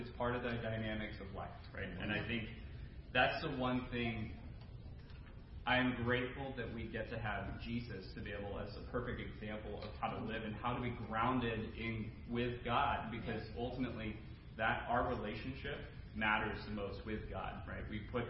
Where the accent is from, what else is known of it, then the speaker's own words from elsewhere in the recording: Maine, United States; now in Burlington, United States; I grew up in Maine, very similar to Larry